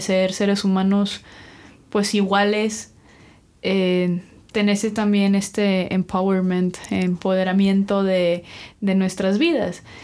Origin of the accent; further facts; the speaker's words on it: Mexico; hoy yo también soy mexicano